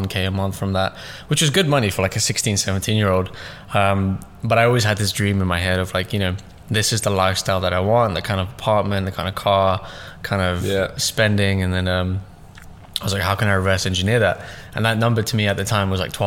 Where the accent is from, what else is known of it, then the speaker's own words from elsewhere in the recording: London, United Kingdom; also born or lived in Russia / Pakistan / Stoke-on-Trent; pretty much raised in London, yeah. southeast.